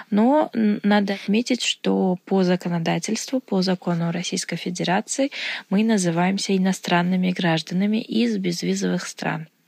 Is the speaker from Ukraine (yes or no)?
no; Uzbekistan; я из Узбекистана